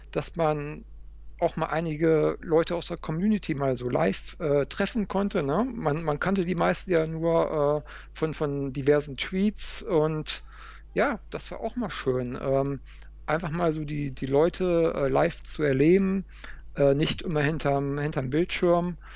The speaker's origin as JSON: {"language": "German", "region": "Hamburg", "country": "Germany", "tie": "born or raised there", "said": "bei dem zweiten Event, was in Hamburg war, in meiner, in meiner Heimatstadt."}